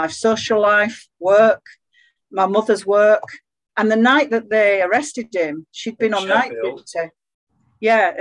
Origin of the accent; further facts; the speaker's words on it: Bradford, Yorkshire and the Humber, United Kingdom; moved away as an adult; now in Cheshire, United Kingdom; even though I live in Cheshire now, I'm from Bradford.